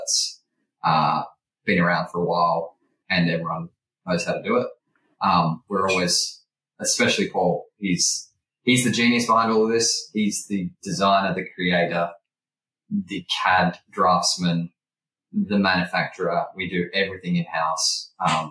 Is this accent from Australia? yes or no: yes; Sydney, New South Wales, Australia; I grew up in Sydney